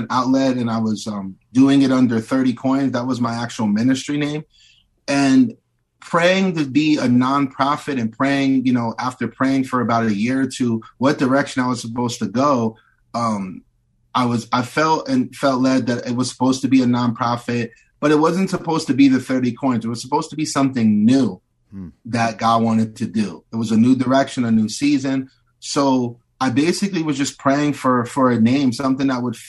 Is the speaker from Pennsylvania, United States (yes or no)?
yes; Bethlehem, Pennsylvania, United States; moved away; I was just out in my hometown outside of Philadelphia. I was in Bethlehem, Pennsylvania